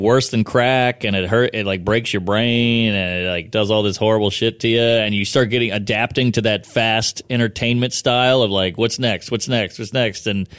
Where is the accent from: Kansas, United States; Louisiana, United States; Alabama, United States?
Louisiana, United States; I'm from Louisiana. I'm from the South.